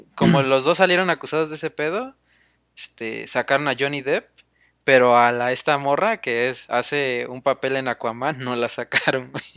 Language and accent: Spanish; Mexico; Nosotros como mexicanos